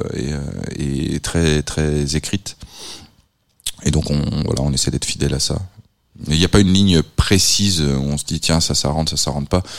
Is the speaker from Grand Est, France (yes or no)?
no; Nantes, Pays de la Loire, France; je suis nantais